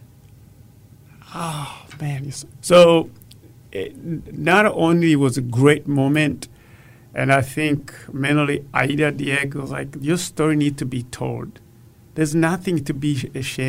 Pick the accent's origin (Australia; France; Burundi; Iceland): Burundi; moved away as an adult; now in Austin, United States; Growing up in Burundi, I used to fetch water before and after school